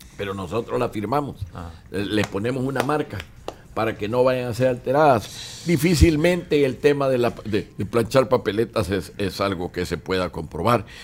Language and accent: Spanish; El Salvador; cómo somos los salvadoreños